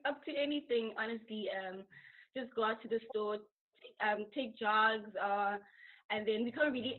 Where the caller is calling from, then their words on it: Dublin, Leinster, Ireland; I'm calling from Dublin, Ireland.